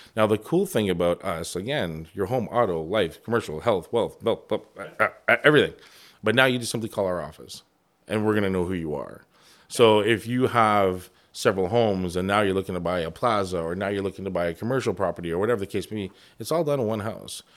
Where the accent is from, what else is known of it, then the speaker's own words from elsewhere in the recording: Toronto, Ontario, Canada; moved away as an adult; now in Windsor, Canada; I'm Chinese Jamaican. I grew up in Toronto